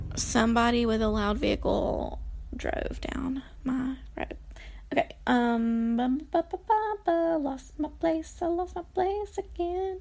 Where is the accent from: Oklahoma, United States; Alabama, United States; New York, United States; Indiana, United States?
Alabama, United States; Anniston; moved away; Anniston, Alabama is sort of my hometown. I lived there for most of my formative years